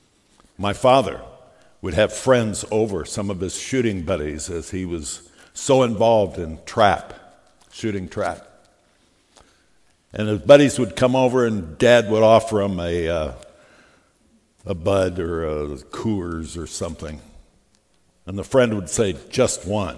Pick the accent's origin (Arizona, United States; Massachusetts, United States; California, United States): Arizona, United States; Phoenix; The church I grew up in Phoenix, Arizona